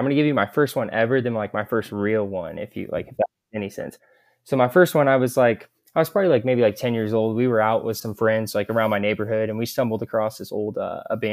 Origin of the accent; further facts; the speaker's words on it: Kansas City, Missouri, United States; I'm from Kansas City, Missouri.